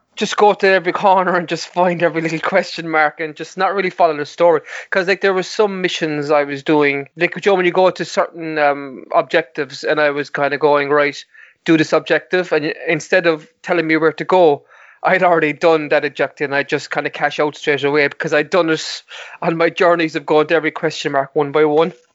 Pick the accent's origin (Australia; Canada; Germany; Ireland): Ireland; Mallow, Munster; my hometown of Mallow